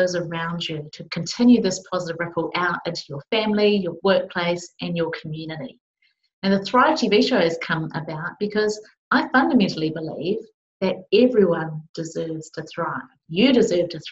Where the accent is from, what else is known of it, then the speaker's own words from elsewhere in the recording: Palmerston North, Manawatū-Whanganui, New Zealand; I was just a young kid growing up in Palmerston North, New Zealand, small city in New Zealand.